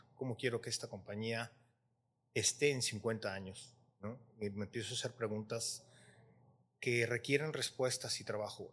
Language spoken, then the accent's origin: Spanish; Mexico; nosotros con mexicanos siendo vecinos